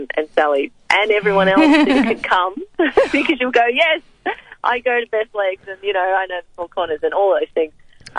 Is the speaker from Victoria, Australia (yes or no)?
yes; Frankston, Victoria, Australia; coming from immigrants, there always was that feeling that, well, I was born here, but what is it about being Australian that means something to me?